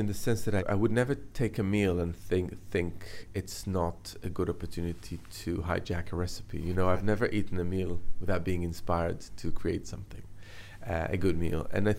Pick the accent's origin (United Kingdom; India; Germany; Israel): Israel; Jerusalem, Jerusalem District; So I was born and brought up in Jerusalem, which is kind of in the heart of the Middle East.